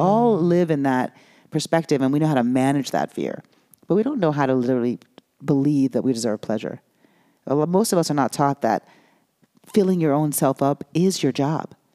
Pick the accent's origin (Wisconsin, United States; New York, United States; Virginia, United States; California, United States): New York, United States; moved away; also born or lived in Los Angeles / Miami; I grew up in New York